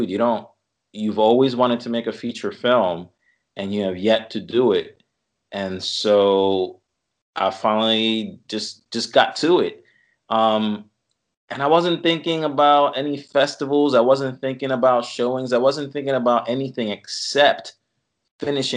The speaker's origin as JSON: {"language": "English", "town": "Caguas", "country": "Puerto Rico", "tie": "born or raised there", "moved": "yes", "lives_now": "Philadelphia, United States", "said": "Born and raised in Caguas, Puerto Rico"}